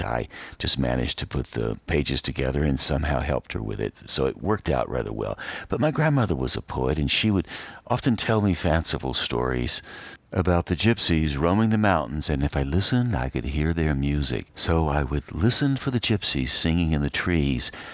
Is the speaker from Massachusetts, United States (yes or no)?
no; Asheville, North Carolina, United States; moved away; I grew up in western North Carolina and before I grew up in Asheville.